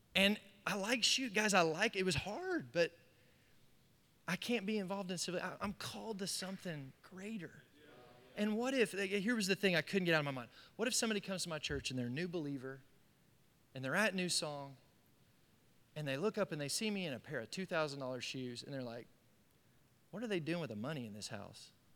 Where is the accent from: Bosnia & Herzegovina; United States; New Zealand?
United States